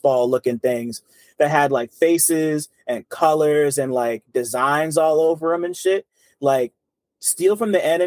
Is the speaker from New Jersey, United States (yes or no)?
yes; Montclair, New Jersey, United States; growing up in Montclair and like growing up in like North Jersey in general